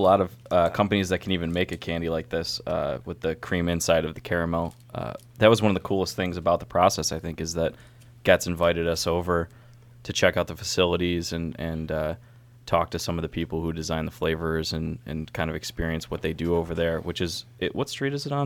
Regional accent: Syracuse, New York, United States; now in Baltimore, United States; I'm from Syracuse

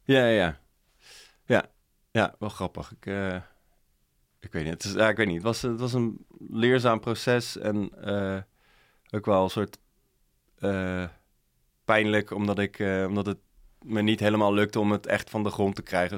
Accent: Dordrecht, South Holland, Netherlands; ik kom zelf uit Dordrecht

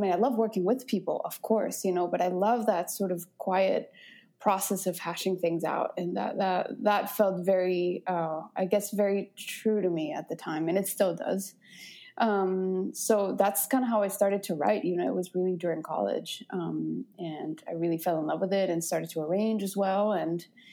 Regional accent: Guadalajara, Jalisco, Mexico; moved away as an adult; now in United States; I'm originally from Mexico, from Guadalajara. And I moved to the States in 2009.

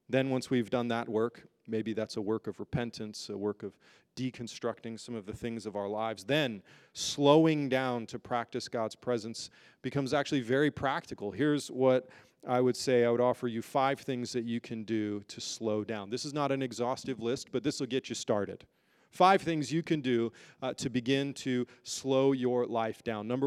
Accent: United Kingdom; born there; if you know me, you know I'm actually a British citizen. I was born there.

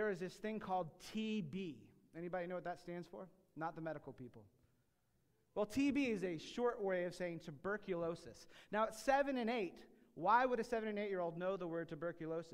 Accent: United States; I'm an American

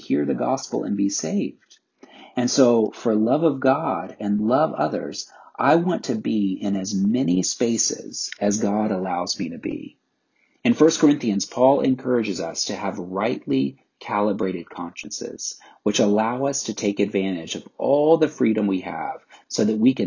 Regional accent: the South, United States; I grew up in the South

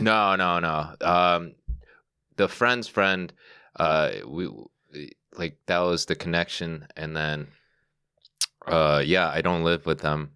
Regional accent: Chicago, Illinois, United States; moved away as an adult; also born or lived in Northwest Indiana; now in New York, United States; I was born in Chicago, the city, and then I moved out to the, the suburbs, and then, well, I lived in Northwest Indiana for, like, a couple years, and then I moved back, but to the suburbs

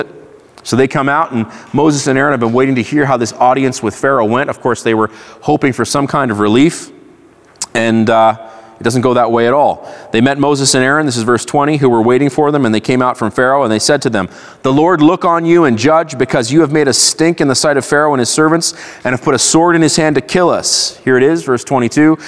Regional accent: Israel; I grew up in Israel. I went to Hebrew school

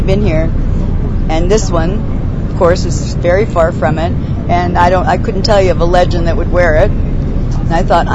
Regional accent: Edmonton, Alberta, Canada; Where I come from Edmonton

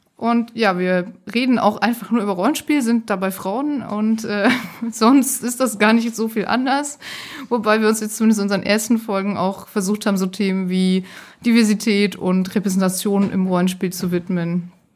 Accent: Hamburg, Germany; ich komme aus Hamburg

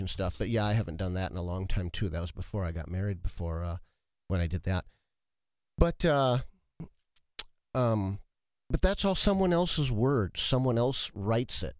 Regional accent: Watertown, United States; moved away as an adult; also born or lived in Ottumwa, Iowa; I was born in Watertown, then I moved away

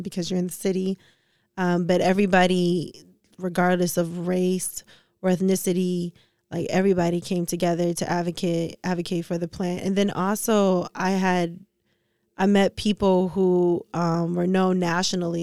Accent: Detroit, Michigan, United States; also born or lived in New York; I lived in New York, I'm not from New York, I'm from Detroit.

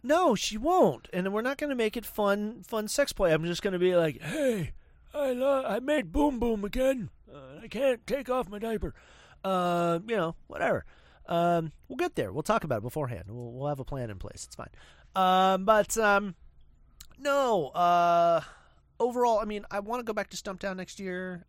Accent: Spokane, Washington, United States; I'm from Spokehampton

